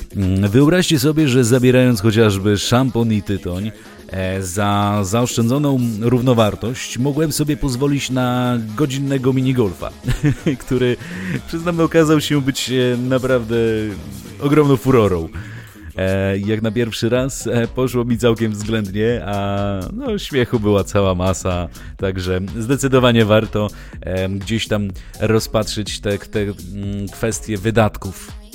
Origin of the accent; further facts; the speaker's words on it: Białystok, Podlaskie Voivodeship, Poland; gramy nie tylko w rodzinnym Białymstoku